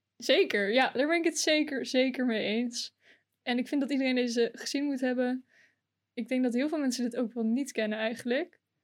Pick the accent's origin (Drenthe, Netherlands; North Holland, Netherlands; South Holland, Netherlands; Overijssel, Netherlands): Drenthe, Netherlands; dat ik uit Rente kom